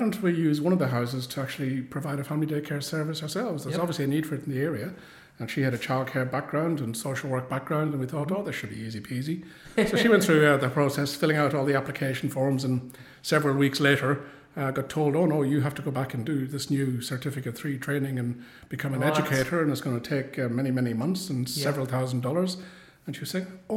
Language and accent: English; Ireland; accent: Irish; moved away as an adult; also born or lived in Woodend, Victoria, Australia; now in Geelong, Australia; I came from Ireland, as you can probably tell from the accent. Arrived in 1991